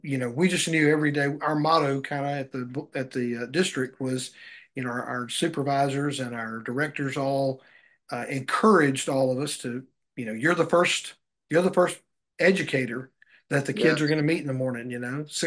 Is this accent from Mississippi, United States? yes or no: yes; Mississippi, United States; I grew up Baptist in the Mississippi area